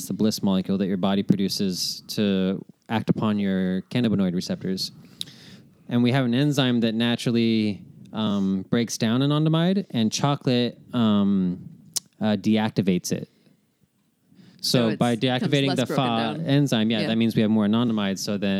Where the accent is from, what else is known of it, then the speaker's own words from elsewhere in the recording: Portland, Oregon, United States; I am from Portland.